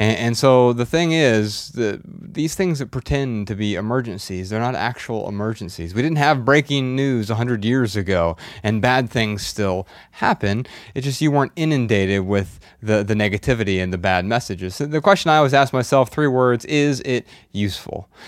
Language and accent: English; Dayton, Ohio, United States; So we're from Dayton, Ohio.